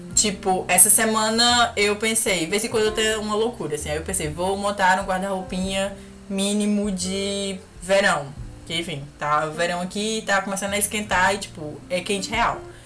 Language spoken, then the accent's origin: Portuguese; Brazil; moved away; Falando como brasileira